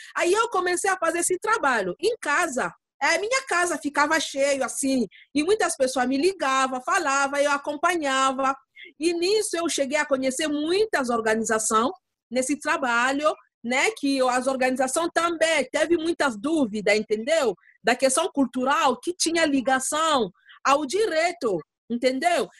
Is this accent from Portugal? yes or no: no; DR Congo; Portuguese is a second language; moved away as an adult; now in São Paulo, Brazil; Porque agora eu não sou, só congolesa, não. Agora eu sou brasileira